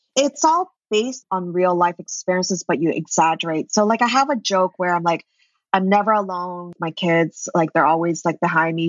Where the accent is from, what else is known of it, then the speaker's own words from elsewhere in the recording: Vancouver, British Columbia, Canada; moved away as an adult; also born or lived in New York; I'm actually from Vancouver, BC, in Canada. And I was like, okay, I'm moving to New York.